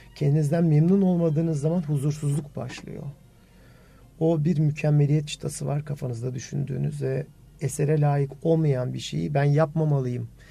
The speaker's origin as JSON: {"language": "Turkish", "country": "Turkey"}